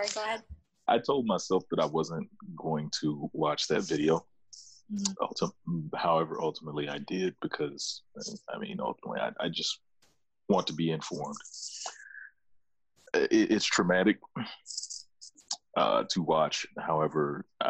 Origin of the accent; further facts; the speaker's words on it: the South, United States; I grew up in the South